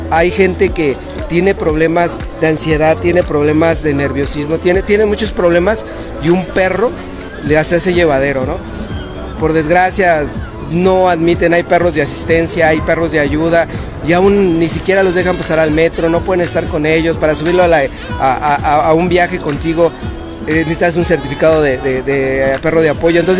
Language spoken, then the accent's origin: Spanish; Venustiano Carranza, Mexico City, Mexico; nadie es profeta de su propia tierra, yo soy de la Venustiano Carranza